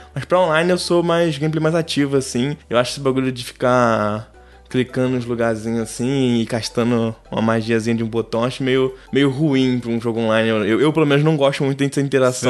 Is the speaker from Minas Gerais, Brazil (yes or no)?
no; Rio de Janeiro, Brazil; Pros cariocas eu sou fluminense, mas para pro resto que tá lá fora, eu sou carioca